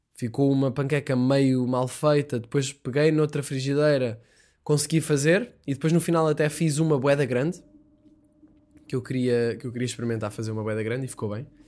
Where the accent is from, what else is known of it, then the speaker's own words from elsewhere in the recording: Sintra, Lisbon, Portugal; Eu estou em casa, sou de Sintra